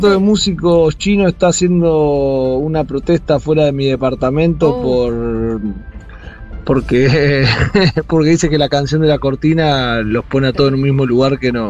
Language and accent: Spanish; Argentina